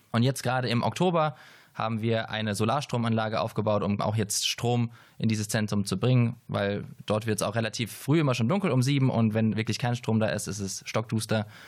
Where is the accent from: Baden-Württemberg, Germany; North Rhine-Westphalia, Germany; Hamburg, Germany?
Baden-Württemberg, Germany; Heidelberg; ich komme aus Heidelberg